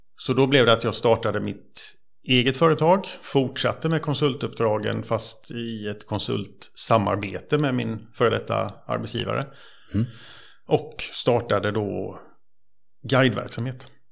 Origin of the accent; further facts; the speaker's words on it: Bankeryd, Jönköping County, Sweden; jag är uppvuxen i, eh, Trånghalla, eller Bankeryd kan man säga, på Vätterns